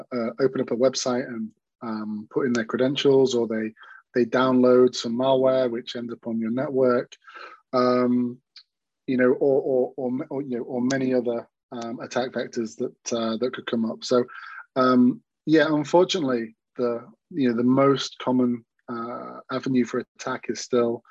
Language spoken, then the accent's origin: English; Manchester, North West England, United Kingdom; I'm from Manchester, England